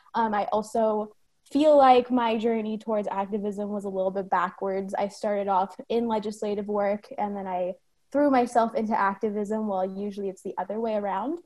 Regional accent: San Bruno, California, United States; moved away as an adult; now in Sacramento, United States; I'm based in Sacramento, but I grew up in San Bruno, California.

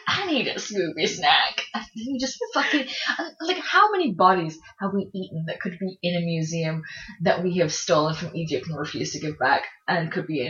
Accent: England, United Kingdom; Oh, I mean, we are English.

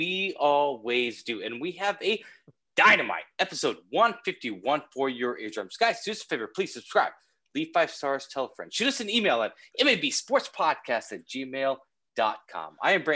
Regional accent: Kansas, United States; moved away as an adult; now in New York, United States; I grew up in Kansas.

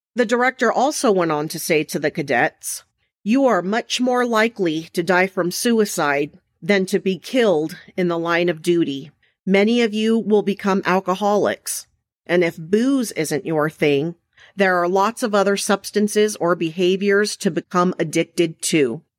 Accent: Mesa, Arizona, United States; I was raised in Mesa, Arizona

